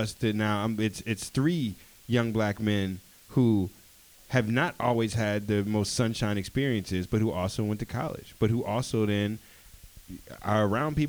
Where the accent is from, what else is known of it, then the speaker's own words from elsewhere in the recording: Washington, District of Columbia, United States; in D.C., I grew up